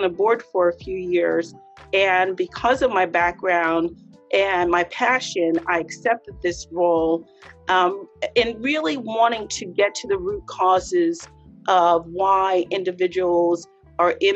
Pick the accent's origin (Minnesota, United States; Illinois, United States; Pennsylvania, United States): Pennsylvania, United States; Harrisburg; I was born and raised in Harrisburg